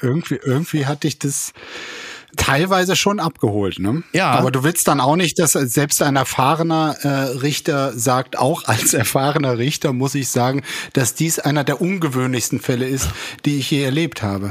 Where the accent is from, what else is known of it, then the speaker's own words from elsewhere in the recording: Germany; wir als Deutsche